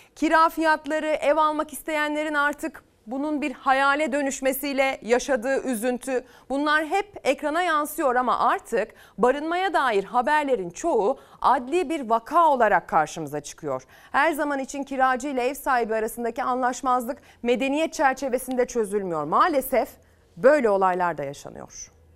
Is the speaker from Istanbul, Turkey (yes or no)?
no; Selçuk, İzmir, Turkey; İzmir Selçuk'a götüreceğim. Memleketim sayılır